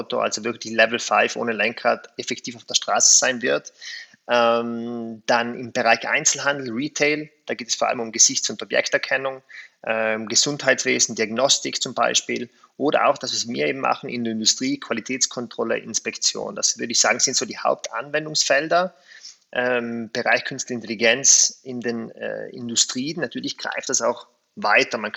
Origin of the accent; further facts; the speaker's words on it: South Tyrol, Italy; erstens bin ich Südtiroler, ich habe meine Wurzeln hier